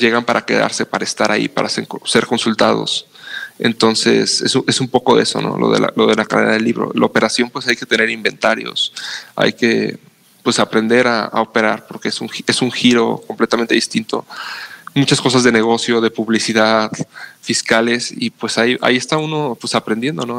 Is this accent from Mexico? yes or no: yes; Mexico; los mexicanos